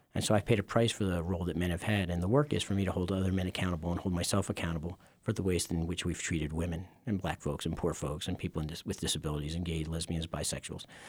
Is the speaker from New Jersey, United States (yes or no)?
no; Philadelphia, Pennsylvania, United States; I grew up in Philadelphia. Okay. Northeast part of Philly.